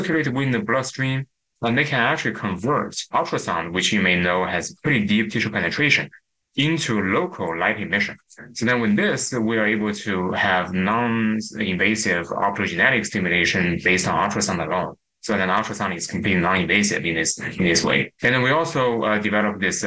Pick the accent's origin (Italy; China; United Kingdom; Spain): China; moved away as an adult; now in United States; I grew up in China, but I came to the United States to pursue my PhD at Stanford University.